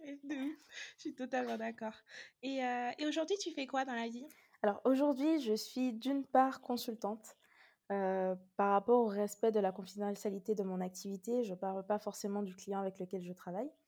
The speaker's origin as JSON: {"language": "French", "region": "Guadeloupe", "country": "France", "said": "Alors, je suis originaire de la Guadeloupe."}